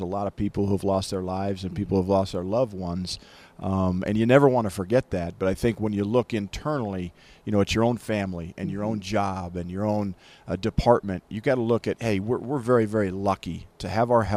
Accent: Greeley, Colorado, United States; also born or lived in Boulder / Kansas; Greeley, my hometown where I grew up.

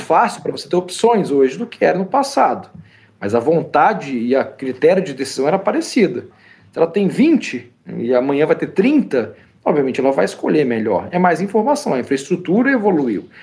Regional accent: Espírito Santo, Brazil; moved away as an adult; also born or lived in São José dos Campos; now in United States; Eu fui criado no Espírito Santo antes de ir para a faculdade em São José dos Campos

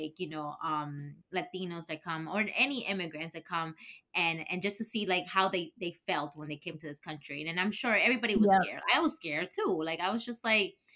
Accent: Ecuador; English is a second language; moved away as an adult; now in United States; I grew up in Ecuador and I graduated high school and everything, that I came here for college

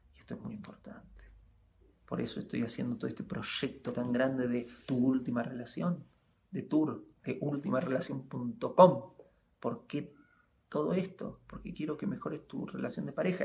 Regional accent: Argentina; moved away as an adult; ya estoy cumpliendo 11 años desde que me fui de Argentina y viajo por el mundo

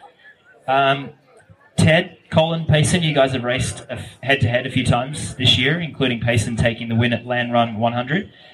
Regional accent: Australia; I grew up in Australia in the mid 90s, early 2000s, when no one knew about cycling.

